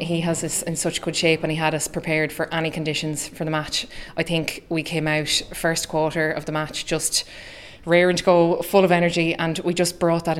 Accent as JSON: {"language": "English", "town": "Ballymore", "region": "Leitrim", "country": "Ireland", "said": "I got a bit of slagging about the accent. I'm from Ballymore in County Leitrim."}